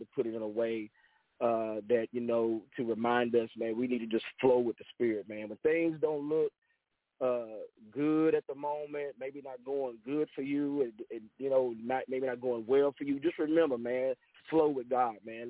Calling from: Angleton, Texas, United States; I'm calling here on, uh, from the third coast, uh, here in uh, Angleton, Texas

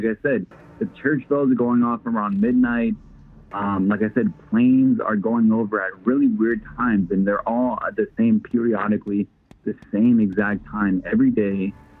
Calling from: Nebraska, United States; I'm from Nebraska.

